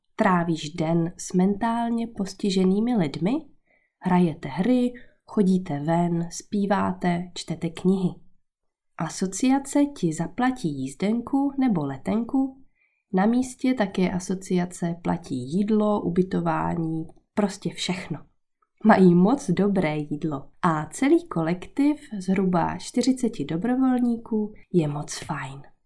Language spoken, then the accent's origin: Czech; Czechia; moved away as an adult; also born or lived in Brittany, France; now in France; v Česku, odkud pocházím.